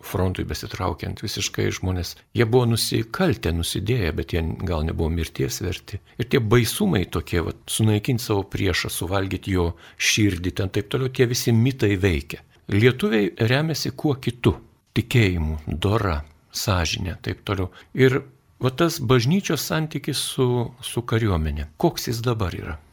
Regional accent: Lithuania; Mes lietuviai truputį kitokie esame

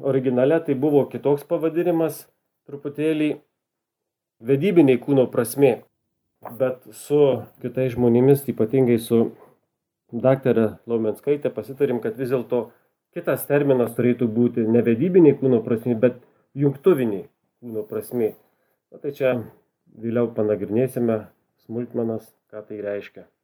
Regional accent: Suvalkija, Lithuania; accent: Suvalkian; tikiuosi, kad mano suvalkietiškas akcentas jums patiks.

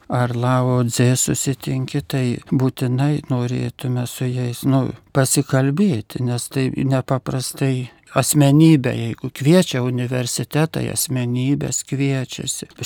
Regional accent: Lithuania

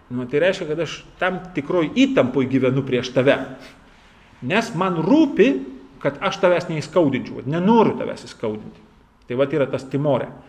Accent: Lithuania; mes lietuviai baisiai skurdus esam šitoj vietoj.

